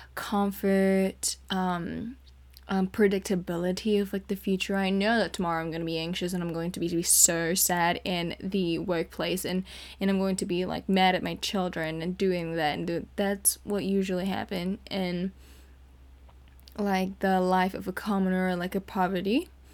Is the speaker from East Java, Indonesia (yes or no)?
no; Jakarta, Indonesia; moved away as an adult; now in California, United States; I grew up in Jakarta, Indonesia